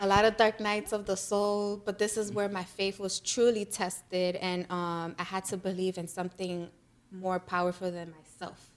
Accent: New York City, New York, United States; I'm from the Bronx

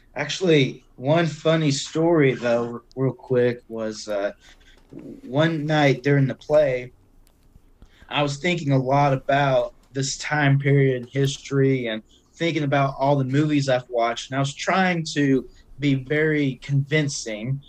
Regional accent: Cabot, Arkansas, United States; moved away as an adult; now in Eureka Springs, United States; so I'm originally from Cabot, Arkansas. I've lived in Cabot my whole life

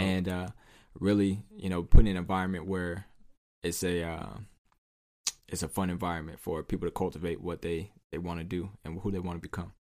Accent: Southern California, United States; I'm from Southern California

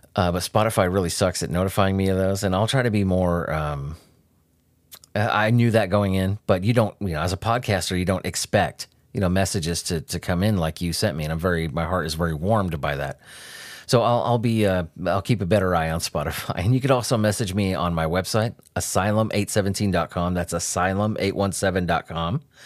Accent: Southern California, United States; I grew up in Southern California.

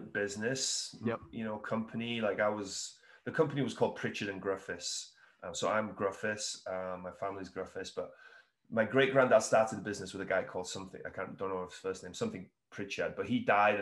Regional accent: Wales, United Kingdom; moved away; I'm originally from Wales in the UK

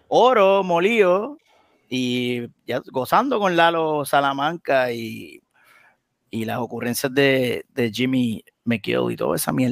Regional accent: Aguadilla, Puerto Rico; yo también soy de Aguadilla.

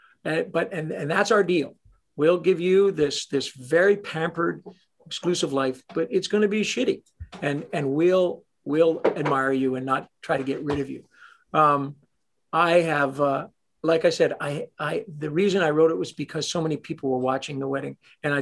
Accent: Toronto, Ontario, Canada; I'm a Canadian kid from Toronto

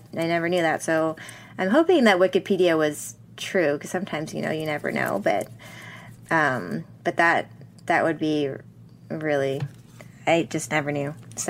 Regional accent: a suburb of Los Angeles, California, United States; And I grew up in California in this suburb of Los Angeles. And I'm Chinese American.

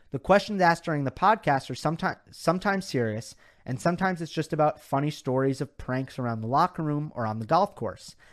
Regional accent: India; Uh, I am from India. There you go, Indian fancy.

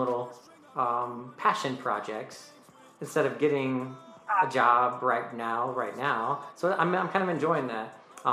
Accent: North Carolina, United States; I am from North Carolina.

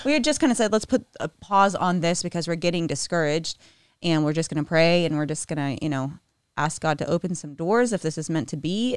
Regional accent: Texas, United States; moved away as an adult; now in Nashville, United States; I grew up in Texas.

